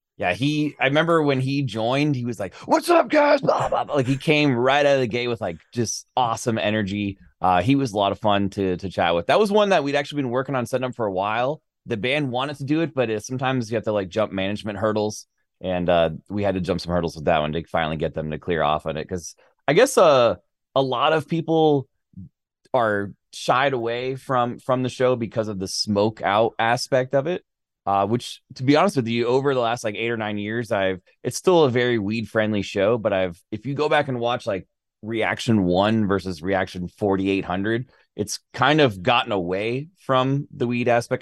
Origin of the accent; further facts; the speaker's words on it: Florida, United States; moved away; I'm from Florida originally